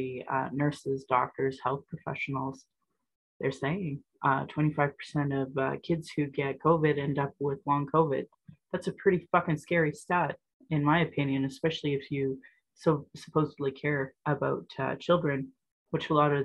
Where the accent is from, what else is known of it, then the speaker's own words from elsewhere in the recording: Calgary, Alberta, Canada; born and raised in Alberta